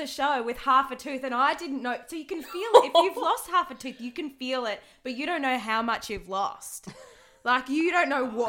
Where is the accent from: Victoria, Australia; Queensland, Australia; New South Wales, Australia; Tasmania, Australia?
New South Wales, Australia; Wagga Wagga; I'm from Wagga